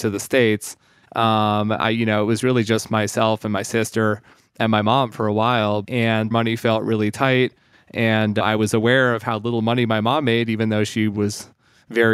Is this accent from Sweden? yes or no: yes; Sweden; moved away; I was born in Sweden. My father's side of my family is Swedish. My mom's American. You know, as a little kid in Sweden